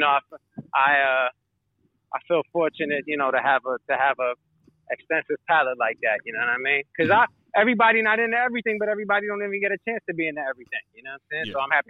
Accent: New York City, New York, United States; I grew up in New York City in the 80s

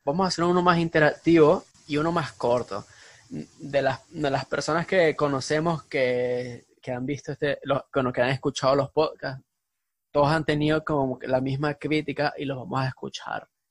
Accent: Venezuela; venimos de Venezuela

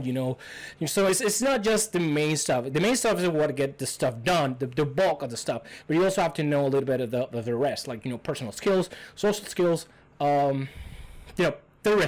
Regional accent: Cuba; English is a second language; moved away as an adult; now in United States; I'm from Cuba. I came like around 4 years ago. Still not citizen of the U.S. yet.

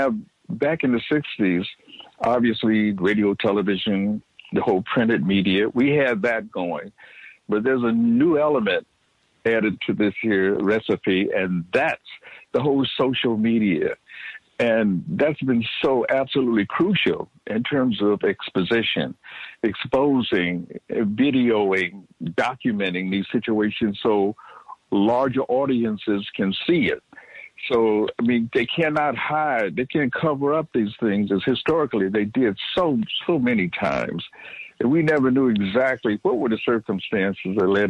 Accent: Detroit, Michigan, United States; I grew up with them in Detroit

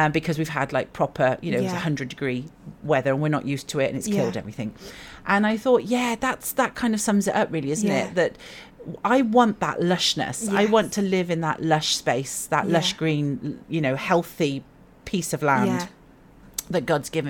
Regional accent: Wales, United Kingdom; we're Welsh

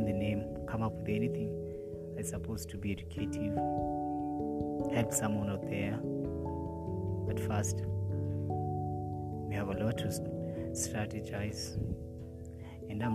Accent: Nakuru, Nakuru County, Kenya; I'm a simple boy from Nakuru, born and raised in Nakuru, in a place called Egerton.

